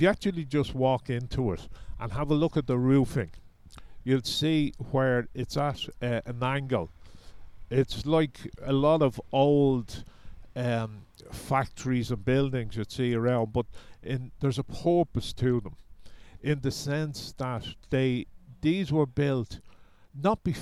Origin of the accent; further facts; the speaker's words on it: Dublin, Leinster, Ireland; I grew up in Cabra West